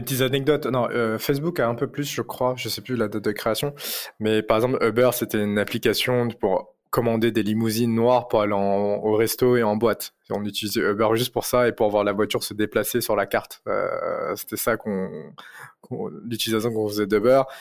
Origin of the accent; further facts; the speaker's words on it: Paris, Île-de-France, France; je viens de Paris, donc euh, je suis né à Paris euh, d'origine chinoise cambodgienne. j'ai fait toutes mes études à Paris, j'ai vécu toute ma vie à Paris